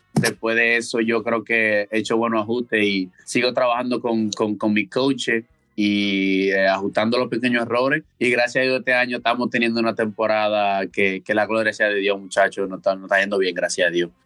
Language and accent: Spanish; Santo Domingo, Distrito Nacional, Dominican Republic; now in Wichita, United States; Yo soy de Santo Domingo, República Dominicana. Eh, muchacho de la ciudad